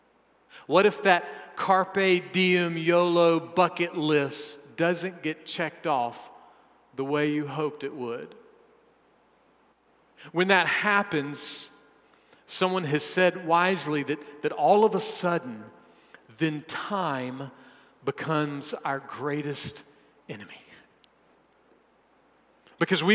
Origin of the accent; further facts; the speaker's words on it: South Carolina, United States; I am a South Carolinian.